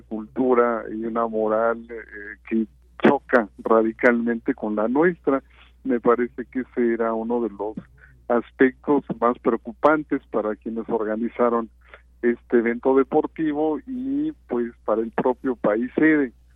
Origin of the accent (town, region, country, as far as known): Mexico